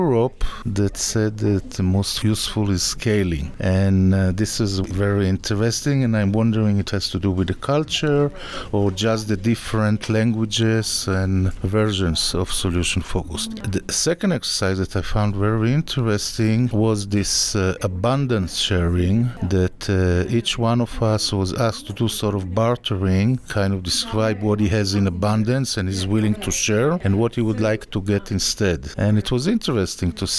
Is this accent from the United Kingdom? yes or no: no; Israel; I'm a psychologist from Israel